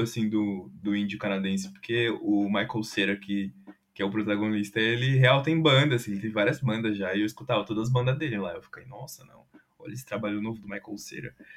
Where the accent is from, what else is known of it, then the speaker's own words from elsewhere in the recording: São Paulo, Brazil; no bairro de São Rafael, do lado de São Mateus, que foi onde eu cresci também